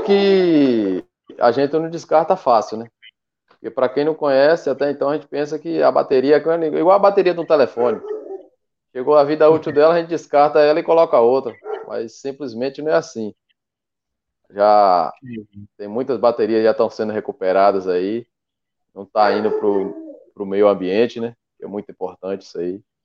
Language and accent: Portuguese; Mucuri, Bahia, Brazil; sou do extremo sul da Bahia, aqui na cidade de Mucuri, Bahia.